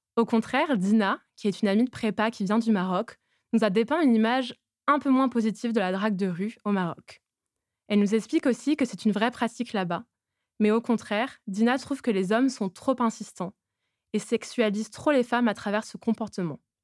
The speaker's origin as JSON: {"language": "French", "town": "Toulouse", "region": "Occitania", "country": "France", "said": "J'ai 23 ans et je suis originaire de Toulouse."}